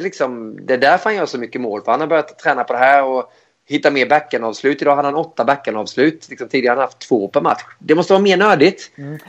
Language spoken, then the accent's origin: Swedish; Växjö, Småland, Sweden; moved away as an adult; also born or lived in Switzerland / Gothenburg; jag kom från, från Småland också